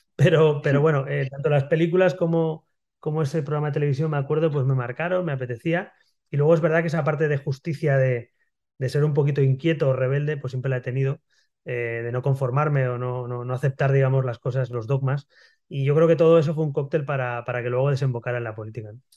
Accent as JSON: {"language": "Spanish", "town": "Barcelona", "region": "Catalonia", "country": "Spain", "tie": "born or raised there", "also_born_or_lived": "Madrid", "said": "Yo soy, yo soy nacido en Barcelona, en el año 79, en Barcelona, en la Barceloneta, que es el barrio eh, marinero, digamos, de Barcelona"}